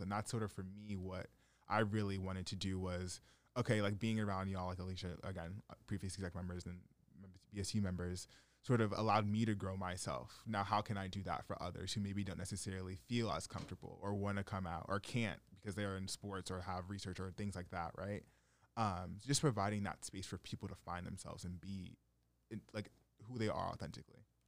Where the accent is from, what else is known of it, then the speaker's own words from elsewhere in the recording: Stamford, Connecticut, United States; growing up in Fairfield County